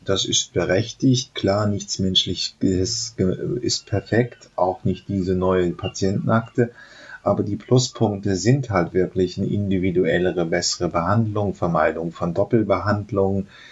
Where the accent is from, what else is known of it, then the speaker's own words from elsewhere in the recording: Germany; sind wir halt Deutsche